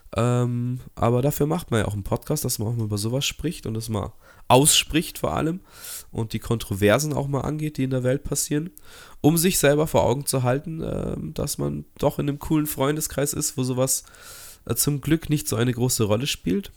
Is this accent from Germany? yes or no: yes; Munich, Bavaria, Germany; als Münchner